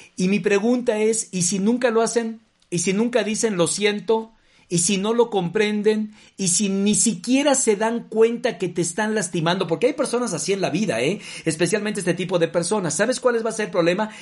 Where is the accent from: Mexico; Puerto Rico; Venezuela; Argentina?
Mexico; no solamente como mexicanos